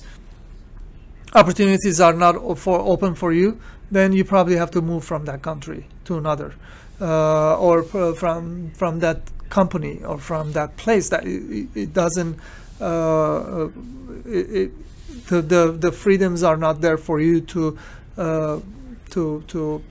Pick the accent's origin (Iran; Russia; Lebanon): Lebanon; Beirut, Beirut Governorate; now in United States; I'm immigrant from Beirut, Lebanon, and I'm Armenian